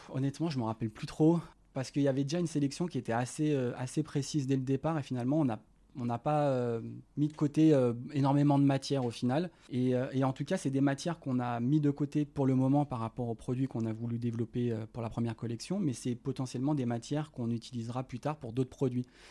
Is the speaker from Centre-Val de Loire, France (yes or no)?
no; Lyon, Auvergne-Rhône-Alpes, France; je suis originaire de Lyon